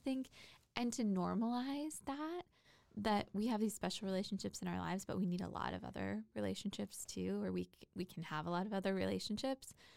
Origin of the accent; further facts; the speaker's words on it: Port Orchard, Washington, United States; moved away; I grew up in a little town called Port Orchard, Washington, which is in between Gig Harbor and Bremerton, Washington